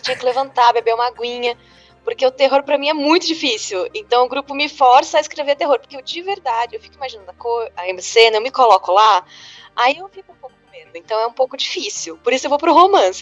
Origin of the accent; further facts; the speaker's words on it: São Paulo, Brazil; eu sou de São Paulo também